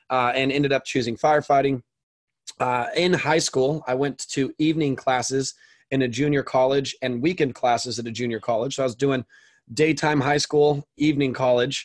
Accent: Orange County, Southern California, United States; I grew up in Southern California in Orange County, which is where I live currently

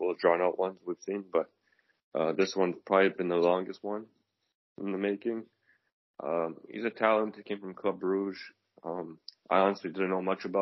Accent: Canada; as a Canadian

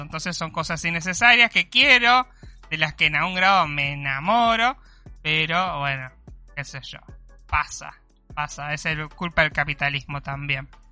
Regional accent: Conurbano, Buenos Aires Province, Argentina; now in Mar del Plata, Argentina; yo soy conurbano y mi sangre eh, tiene esa, ese DNA

